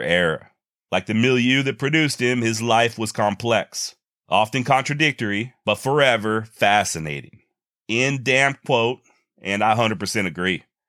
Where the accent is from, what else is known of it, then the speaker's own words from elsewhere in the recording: Texas, United States; Here in my home state of Texas